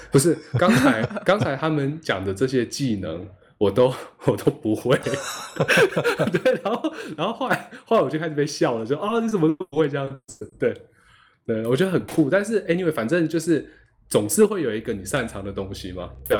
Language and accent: Chinese; Miaoli County, Taiwan; first language Hakka; 我们苗栗也才十八乡镇而已